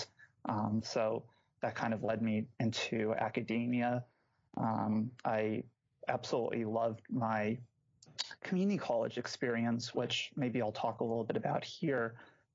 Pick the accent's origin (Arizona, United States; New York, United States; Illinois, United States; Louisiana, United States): Arizona, United States; Scottsdale; moved away as an adult; now in Madison, United States; I'm originally from Phoenix, Arizona, Scottsdale in particular. So an Arizona native